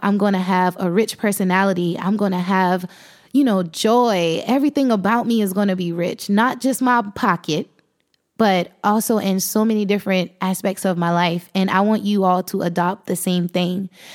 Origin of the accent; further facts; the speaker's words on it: South Carolina, United States; I'm thirty-one years old, and I am from South Carolina